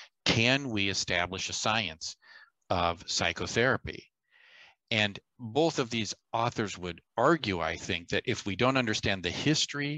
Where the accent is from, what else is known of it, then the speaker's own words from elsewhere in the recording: Chicago, Illinois, United States; my hometown at the University of Chicago